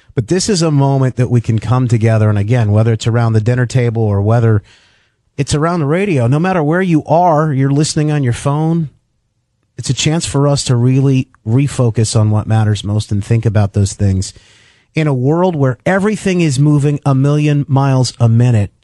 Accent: Grand Rapids, Michigan, United States; my hometown in West Michigan, where I live right now in Grand Rapids

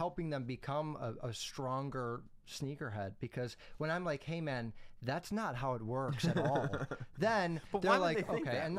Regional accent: Chicago, Illinois, United States; We go to Woodfield Mall. It's a huge mall by my house, and I'm from Chicago.

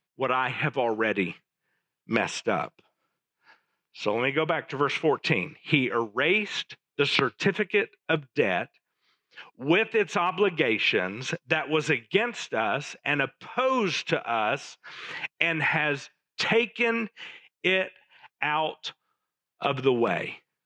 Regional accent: Little Rock, Arkansas, United States; As I was growing up in Little Rock in the late 70s

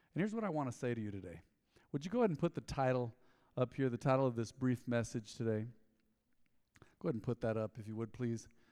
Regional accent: United States; growing up in America

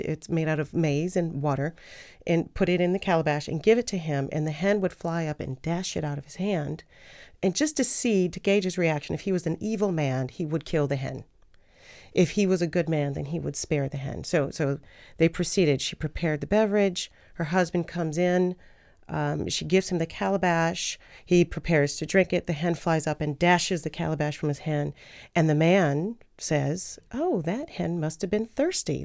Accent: United States; I'm from the United States

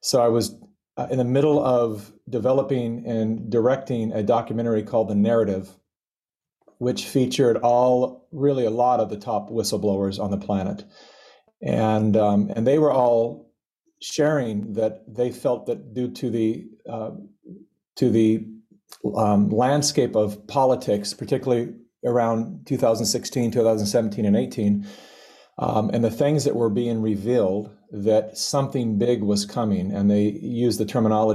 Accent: California, United States; I was born and raised in California

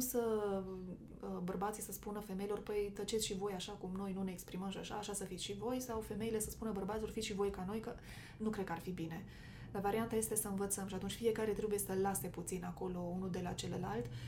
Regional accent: Romania; toți suntem români

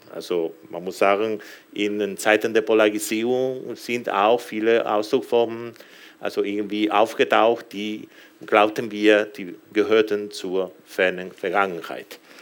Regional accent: Galicia, Spain; also ich komme selbst aus Galizien

